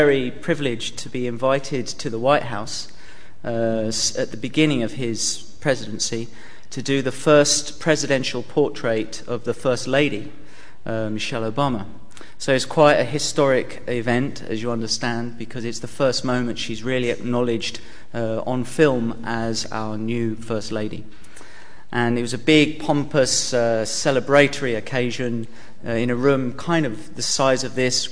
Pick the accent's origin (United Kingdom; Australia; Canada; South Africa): United Kingdom; England; being the Englishman that I am, and we pride ourselves on some level of tact in this country